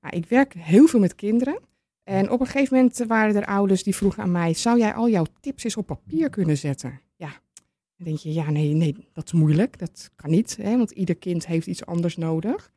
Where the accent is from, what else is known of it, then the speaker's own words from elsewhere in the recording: Amsterdam, North Holland, Netherlands; now in Purmerend, Netherlands; Ik kom officieel uit Amsterdam